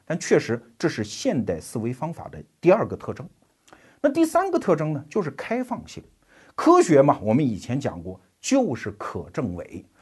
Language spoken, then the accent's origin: Chinese; China; 我们中国人